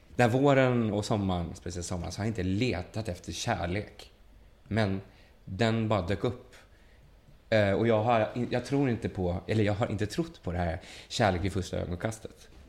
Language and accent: Swedish; Sweden; jag var från Sverige